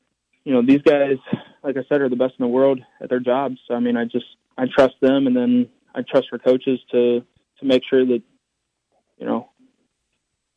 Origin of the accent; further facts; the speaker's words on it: West Virginia, United States; my home state